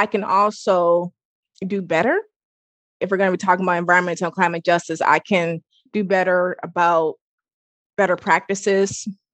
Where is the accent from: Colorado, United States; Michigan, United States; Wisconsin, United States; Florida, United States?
Michigan, United States; Pontiac; also born or lived in Hattiesburg, Mississippi; I'm from Pontiac, Michigan. Even though I was born in Hattiesburg, Mississippi, I'm from Pontiac, Michigan